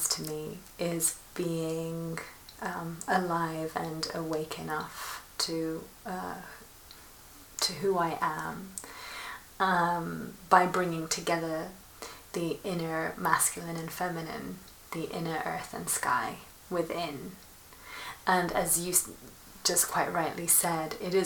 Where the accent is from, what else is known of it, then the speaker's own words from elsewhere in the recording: Milan, Lombardy, Italy; moved away; also born or lived in London / Rome; I grew up in Milan, between Milan and London